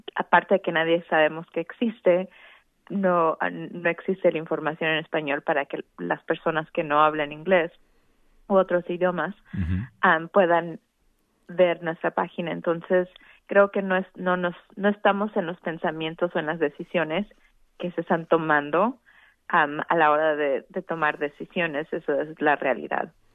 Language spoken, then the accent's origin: Spanish; Veracruz, Mexico; also born or lived in Mexico City / Sonora; now in Arizona, United States; yo soy inmigrante, fui indocumentada, mi madre es de, de Sonora, yo nací en Veracruz, pero tuve la oportunidad de vivir en la Ciudad de México